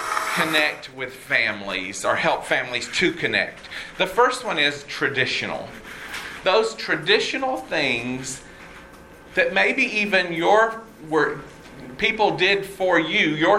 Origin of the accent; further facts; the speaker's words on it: Red Oak, Georgia, United States; I grew up in Red Oak, Georgia.